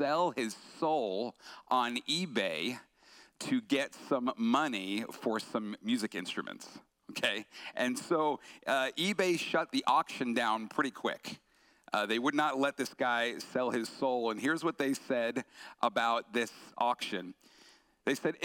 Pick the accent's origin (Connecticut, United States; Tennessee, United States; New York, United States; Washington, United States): New York, United States; Long Island; I grew up on Long Island, New York, so East Coast